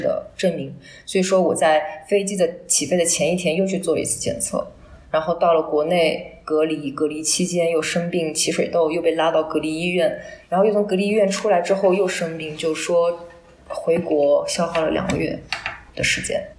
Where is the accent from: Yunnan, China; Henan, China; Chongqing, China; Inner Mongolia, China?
Yunnan, China; moved away as an adult; also born or lived in Paris, France / Pu'er; 我也是一个云南人